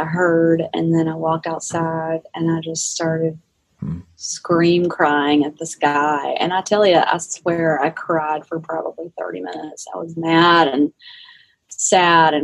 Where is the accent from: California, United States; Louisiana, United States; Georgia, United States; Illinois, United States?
Georgia, United States; South; I'm from South Georgia